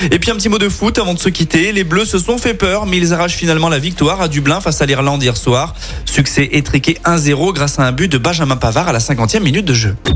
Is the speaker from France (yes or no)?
yes; Lyon, Auvergne-Rhône-Alpes, France